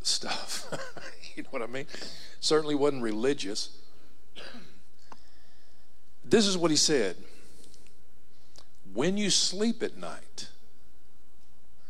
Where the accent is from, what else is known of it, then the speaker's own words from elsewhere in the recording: Dallas, Texas, United States; I grew up in Southeast Dallas.